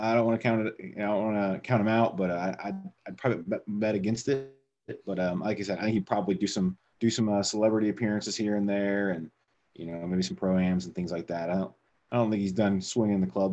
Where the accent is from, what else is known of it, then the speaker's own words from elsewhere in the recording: Indiana, United States; moved away as an adult; now in Arizona, United States; I'm from Indiana.